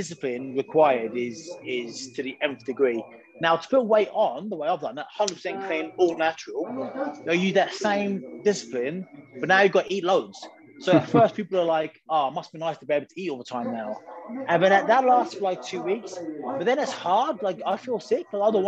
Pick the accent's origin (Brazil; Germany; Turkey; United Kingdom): United Kingdom; I'm British